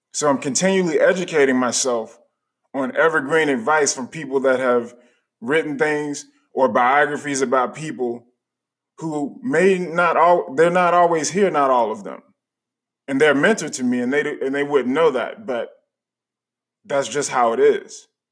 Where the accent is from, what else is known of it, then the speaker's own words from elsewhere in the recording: United States; also born or lived in Chicago, Illinois / Charlotte, North Carolina; the people that were around me when I was growing up in Chicago and in Charlotte